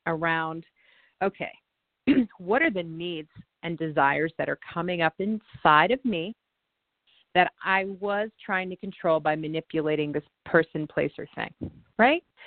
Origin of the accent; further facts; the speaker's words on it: Indiana, United States; there's a lake that I used to go to as a child growing up in Indiana